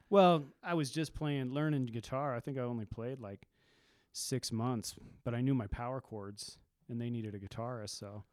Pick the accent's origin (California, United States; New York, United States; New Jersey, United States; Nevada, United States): Nevada, United States; Carson City; also born or lived in Caliente, Nevada / Ely, Nevada / McGill, Nevada; now in Reno, United States; Grew up in Ely or McGill and then moved to Carson, but I was in Carson most of my life till I moved to Reno about twenty years ago.